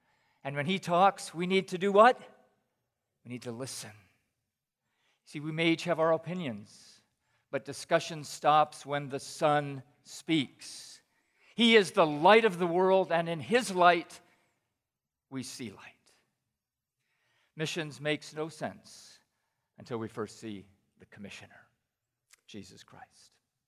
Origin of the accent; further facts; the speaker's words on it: Pakistan; moved away; When I was in junior high, I grew up in Pakistan. So, Tim, I've actually spent 28 years in Pakistan, but just 14 years as a missionary.